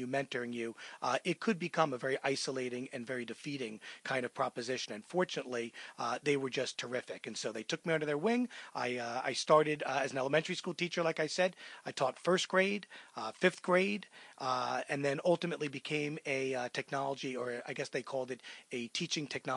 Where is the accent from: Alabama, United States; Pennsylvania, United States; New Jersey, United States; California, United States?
New Jersey, United States; Manalapan; I was born in New Jersey in Monmouth County in a place called Manalapan.